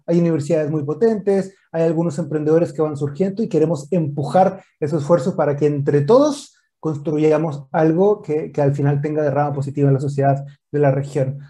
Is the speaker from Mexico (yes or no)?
yes; northern Mexico, Mexico; moved away as an adult; now in Chile; soy nacido y creado en México. Yo nací en, el norte de México